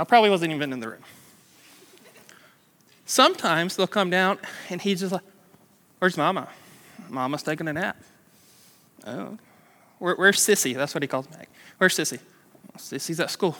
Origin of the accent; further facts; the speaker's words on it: Douglasville, Georgia, United States; I grew up in Douglasville, which is like that way, down 92